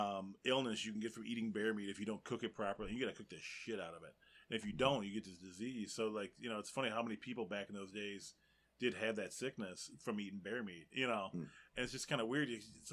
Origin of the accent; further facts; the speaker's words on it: North Carolina, United States; moved away; Yeah, I grew up in North Carolina, up in the mountains, man.